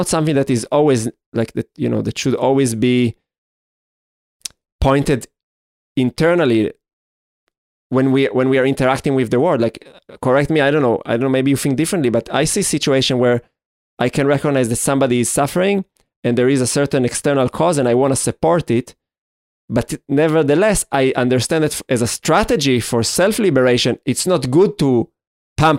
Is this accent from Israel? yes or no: yes; Israel; we grew up in Israel. We have this Jewish heritage